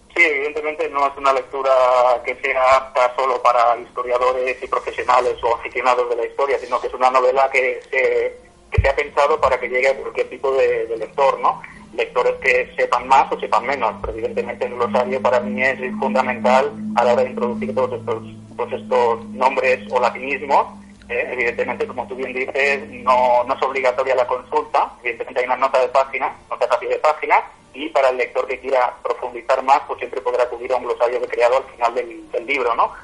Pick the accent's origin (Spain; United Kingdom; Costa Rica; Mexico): Spain; Catalonia; soy catalán de la tierra